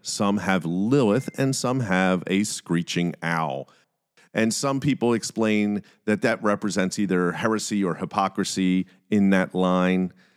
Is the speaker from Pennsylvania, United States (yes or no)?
yes; Philadelphia, Pennsylvania, United States; I'm from Philadelphia